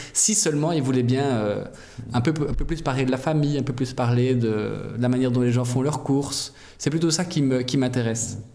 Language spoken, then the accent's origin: French; Brussels, Brussels-Capital Region, Belgium; je viens de Bruxelles